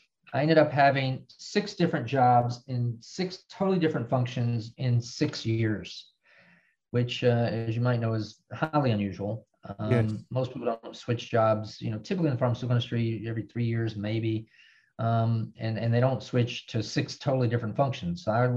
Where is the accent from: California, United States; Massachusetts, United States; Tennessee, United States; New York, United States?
Tennessee, United States; Nashville; I had a unique background growing up in Nashville, Tennessee.